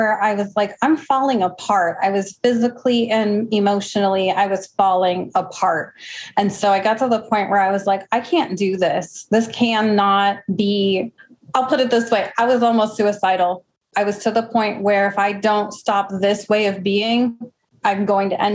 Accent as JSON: {"language": "English", "region": "Midwest", "country": "United States", "moved": "yes", "lives_now": "Arizona, United States", "said": "I'm originally from the Midwest"}